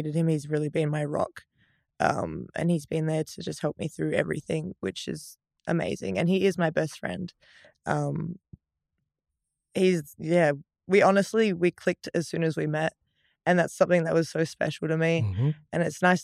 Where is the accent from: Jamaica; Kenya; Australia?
Australia; I grew up in Australia.